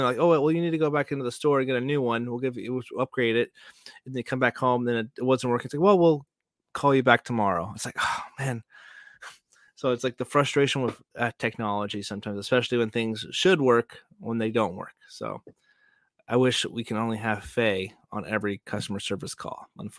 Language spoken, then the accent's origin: English; Joplin, Missouri, United States; I am from Joplin.